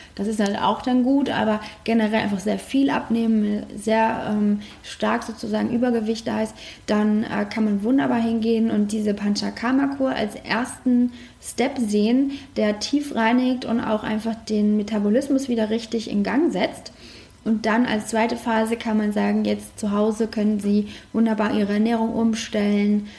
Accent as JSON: {"language": "German", "country": "Germany"}